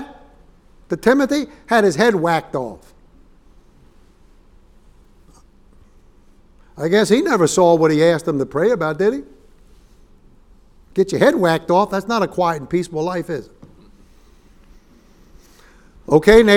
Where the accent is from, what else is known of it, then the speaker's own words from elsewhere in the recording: New York City, New York, United States; When I was a little boy growing up in Yorkville in Upper East Side of Manhattan